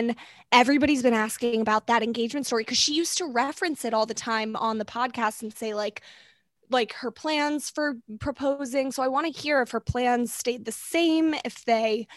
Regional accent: Maryland, United States; So that's where I'm from.

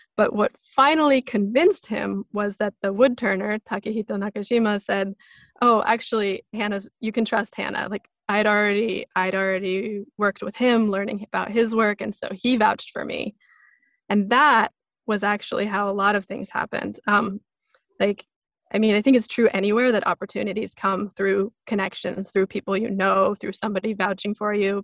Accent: small town outside of Seattle, Pacific Northwest, Washington, United States; I grew up in the Pacific Northwest in this small town outside of Seattle.

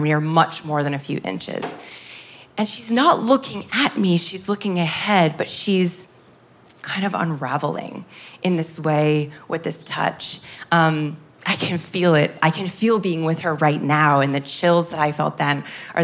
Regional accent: United States; I'm from America

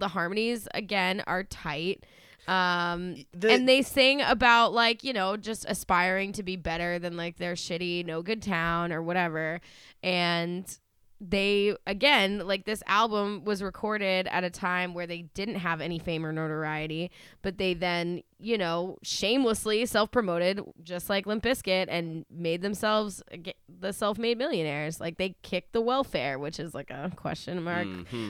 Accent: Acton, Massachusetts, United States; I'm from Acton.

